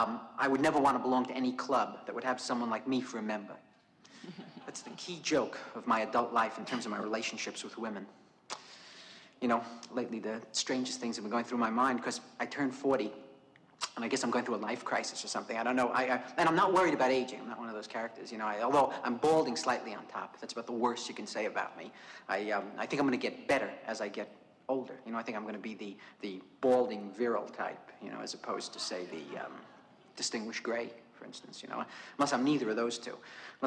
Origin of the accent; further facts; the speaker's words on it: Brooklyn, New York, United States; I was a reasonably happy kid, I guess. I was brought up in Brooklyn during...